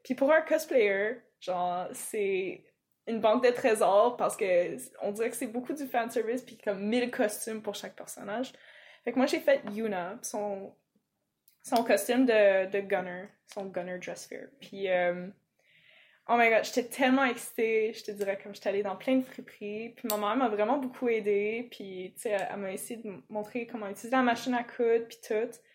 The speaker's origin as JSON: {"language": "French", "town": "Toronto", "region": "Ontario", "country": "Canada", "tie": "born or raised there", "accent": "English", "second_language": "French", "moved": "as an adult", "lives_now": "Quebec, Canada", "said": "je l'ai pas appris quand je suis arrivée au Québec. Euh, le français, je veux dire. Euh, bon, moi, bien évidemment, je suis née, euh, à Toronto"}